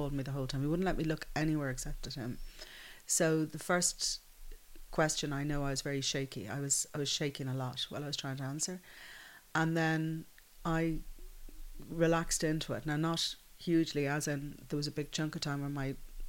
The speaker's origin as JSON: {"language": "English", "town": "Dublin", "region": "Leinster", "country": "Ireland", "tie": "born or raised there", "also_born_or_lived": "London", "said": "growing up in the Phoenix Park"}